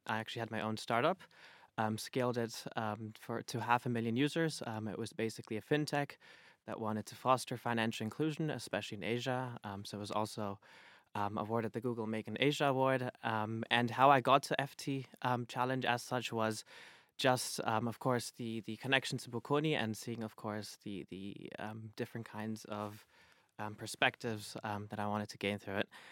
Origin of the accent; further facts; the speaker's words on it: Berlin, Germany; moved away as an adult; now in United Kingdom; I'm originally from Berlin, Germany